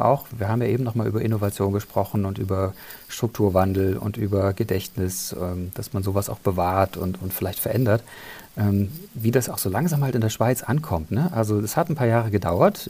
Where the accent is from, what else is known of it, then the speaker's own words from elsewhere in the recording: Germany; bei uns in Deutschland